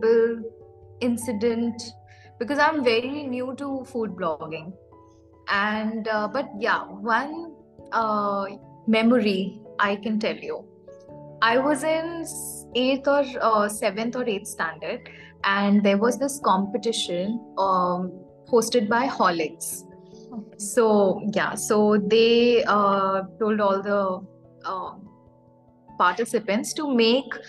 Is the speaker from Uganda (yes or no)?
no; Raipur, Chhattisgarh, India; moved away as an adult; now in West Bengal, India; I was born and raised in Raipur, Chhattisgarh.